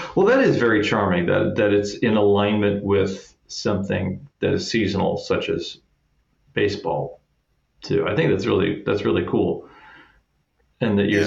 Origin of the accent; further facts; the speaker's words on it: Kansas City, United States; I'm from Kansas City